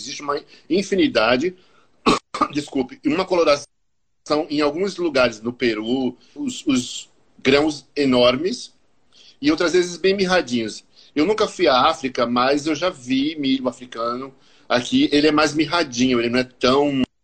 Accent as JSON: {"language": "Portuguese", "region": "Paraíba", "country": "Brazil", "tie": "born or raised there", "said": "Eu sou paraibano, nascido e criado, como dizia meu pai, na tinta e na gorda."}